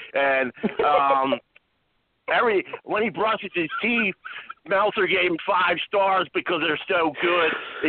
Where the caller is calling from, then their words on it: halfway between Chicago and St. Louis, Illinois, United States; halfway in between Chicago and St. Louis, and I'm calling live from New Orleans.